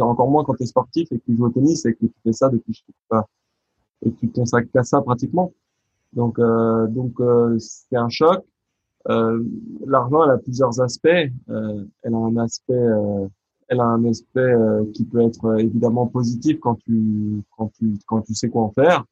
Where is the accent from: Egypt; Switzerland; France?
France; un garçon comme moi, bah, né en France, euh, français, de culture française, 100% presque